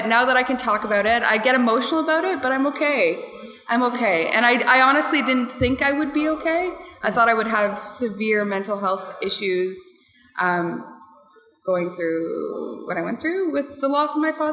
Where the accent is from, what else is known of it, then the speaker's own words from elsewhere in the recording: Whitby, Ontario, Canada; also born or lived in United States; I grew up here in Whitby